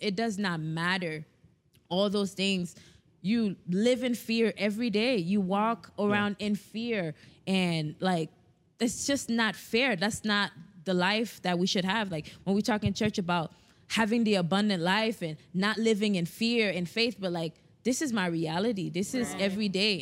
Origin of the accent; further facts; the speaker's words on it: South Florida, United States; we're from South Florida